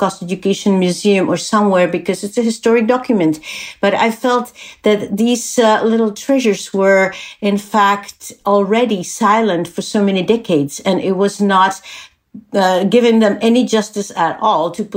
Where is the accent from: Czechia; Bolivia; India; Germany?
Czechia; English is a second language; moved away as an adult; also born or lived in Canada; I'm from Czech Republic. When I was born there, it was Czechoslovakia. I spent my formative years there.